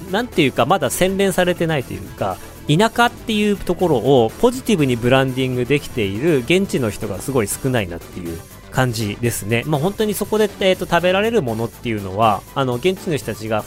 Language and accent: Japanese; Otaru, Hokkaido, Japan; moved away; also born or lived in China; 僕の地元の小樽市